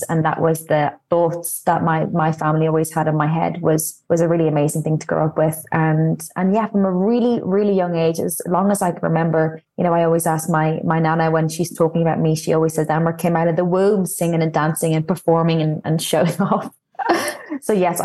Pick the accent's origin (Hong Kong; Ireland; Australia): Ireland; Dublin, Leinster; moved away; I'm from Clontarf. I grew up in the same house